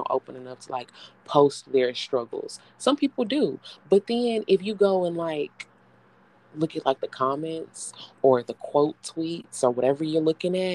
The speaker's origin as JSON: {"language": "English", "town": "Houston", "region": "Texas", "country": "United States", "said": "I'm from Houston. So I say humble because we have a area called humble here."}